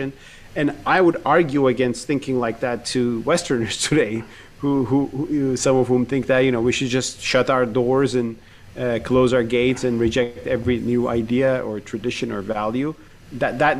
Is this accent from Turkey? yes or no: yes; Turkey; I grew up in Turkey with the Uyghur cause